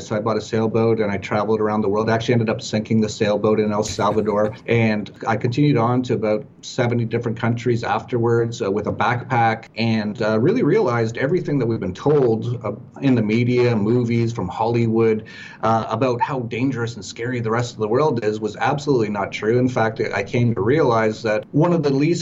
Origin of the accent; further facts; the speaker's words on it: Edmonton, Alberta, Canada; moved away; also born or lived in Vancouver; grew up in very cold weather, minus 40, a place called Edmonton.